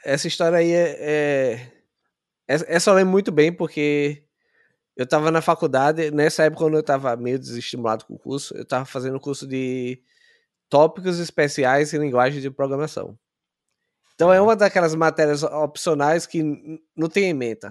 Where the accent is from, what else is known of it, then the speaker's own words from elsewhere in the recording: Aracaju, Sergipe, Brazil; moved away as an adult; also born or lived in São Paulo, Brazil; Eu sou de Sergipe, é, Aracaju. Eu morei em São Paulo por cinco anos